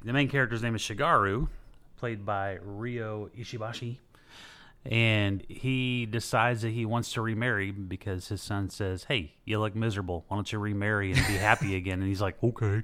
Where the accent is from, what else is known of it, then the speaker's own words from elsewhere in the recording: United States; I'm American